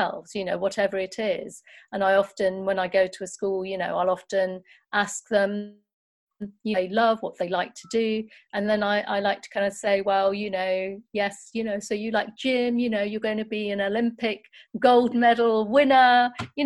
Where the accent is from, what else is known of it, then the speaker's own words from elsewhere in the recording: Nottingham, East Midlands, United Kingdom; When I was growing up in Nottingham, I went to a great primary school